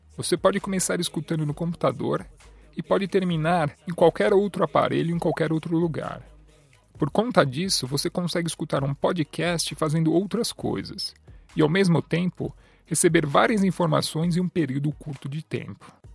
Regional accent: São Paulo, Brazil; moved away as an adult; now in Canada; Eu sou natural da cidade de São Paulo, do bairro do Tatuapé, mas atualmente moro e pratico fisioterapia no Canadá

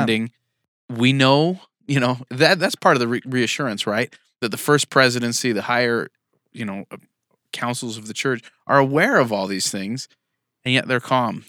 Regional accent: California, United States; now in Utah, United States; I'm from California.

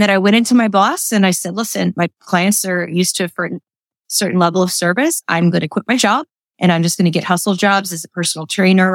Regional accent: Midwest, United States; moved away as an adult; also born or lived in New York City; now in Lancaster, United States; I grew up in the Midwest

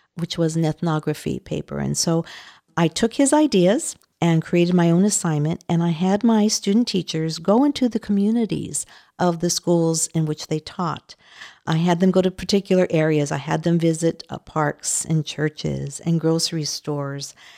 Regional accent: Los Angeles, California, United States; I am Latina. I grew up in East L

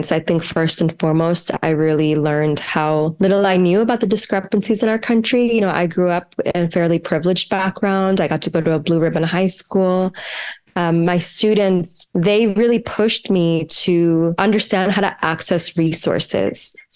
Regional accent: New Jersey, United States; I grew up right outside of Philadelphia, New Jersey.

